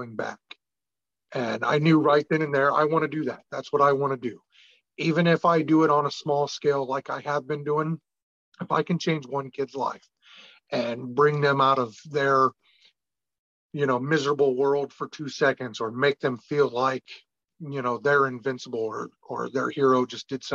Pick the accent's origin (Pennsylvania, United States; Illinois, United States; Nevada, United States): Illinois, United States; I was raised in Illinois